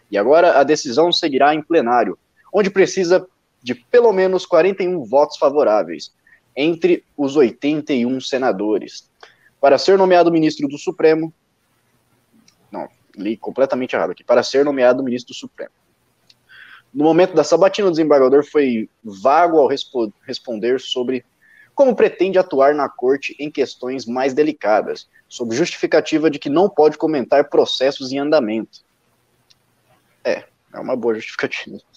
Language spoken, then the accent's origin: Portuguese; Minas Gerais, Brazil; accent: mineiro; Eu não tenho, eu não tenho tanto sotaque mineiro assim. Eu vim de Minas, mas.